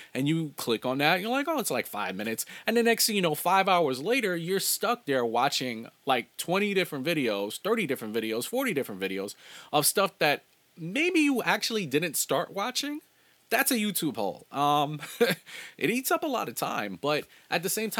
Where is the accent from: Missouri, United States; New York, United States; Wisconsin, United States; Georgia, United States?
New York, United States; New York City; also born or lived in Los Angeles / Long Island; I was not born in Brooklyn, New York, but I was raised from a very infancy age to where I'm at now